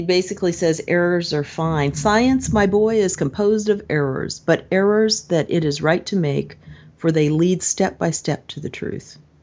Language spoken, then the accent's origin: English; United States; as an American and also an American who looks at the British kind of the way the French might